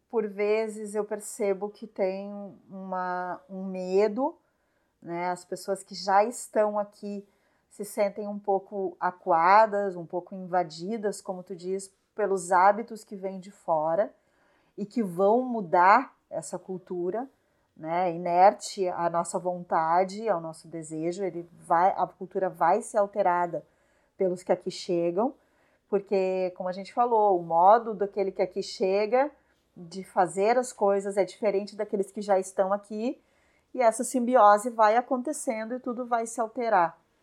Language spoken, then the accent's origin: Portuguese; São Leopoldo, Rio Grande do Sul, Brazil; moved away as an adult; now in Garopaba, Brazil; eu nasci em São Leopoldo, cresci em São Leopoldo e em 2004 eu vim para Garopaba